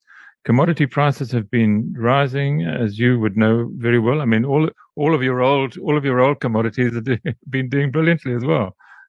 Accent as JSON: {"language": "English", "country": "South Africa", "said": "as a South African living here"}